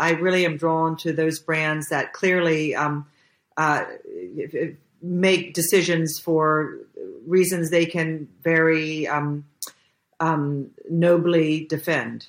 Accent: Jacksonville, Florida, United States; moved away as an adult; now in Budapest, Hungary; I'm from Jacksonville, Florida

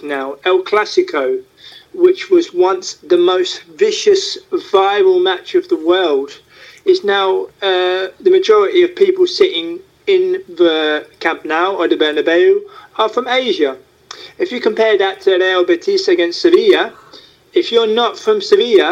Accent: London, United Kingdom; now in Netherlands; I was born in North London. I said, but I now live in the Netherlands

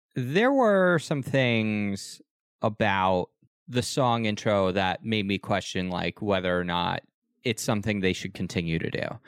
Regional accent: United States

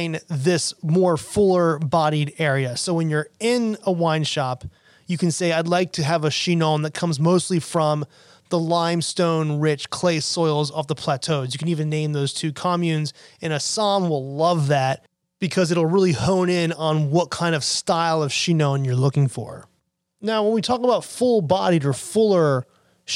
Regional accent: United States; I'm an American

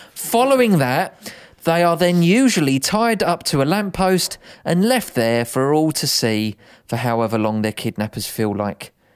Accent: United Kingdom; we're British

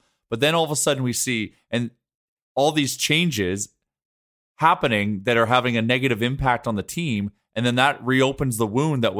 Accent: Canada; Like, but that's being Canadian, and that's fine.

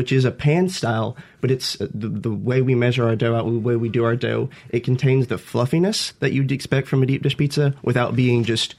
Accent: Clinton, Mississippi, United States; I'm from Clinton originally.

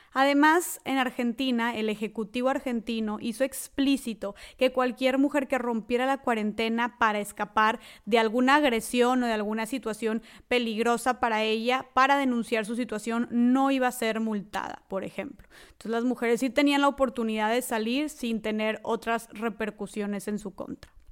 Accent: Nuevo León, Mexico; yo soy del estado de Nuevo León, al norte de México

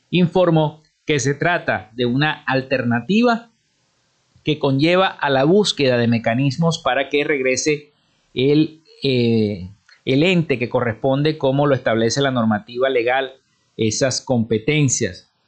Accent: Zulia, Venezuela

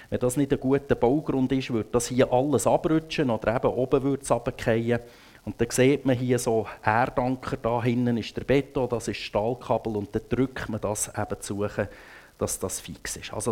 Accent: Grindelwald, Bern, Switzerland; ich bin in Grindelwald aufgewachsen, ich glaube noch gar nie in meinem Leben auf einem Segelschiff gewesen.

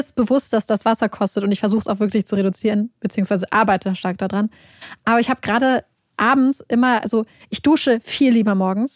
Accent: Northern Germany, Germany; wir kommen ja aus Norddeutschland

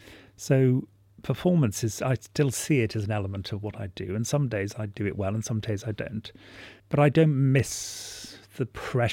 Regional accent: Wales, United Kingdom; Well, I was born in North Wales, somewhere between Wrexham and Llangollen, and my family owned a pub, and it was an extraordinary place to be brought up.

